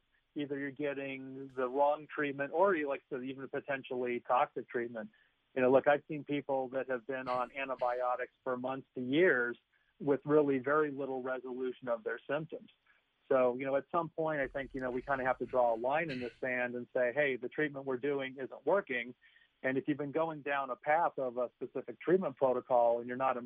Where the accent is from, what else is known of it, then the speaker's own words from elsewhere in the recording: Connecticut, United States; a town in my home state here of Connecticut